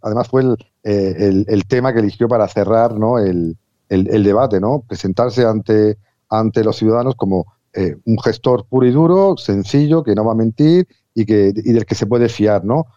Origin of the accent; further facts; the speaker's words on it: Spain; a mí como español